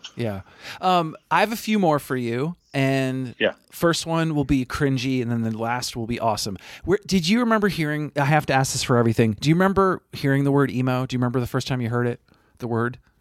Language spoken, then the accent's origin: English; Burlington, Vermont, United States; moved away; I'm originally from Burlington. Vermont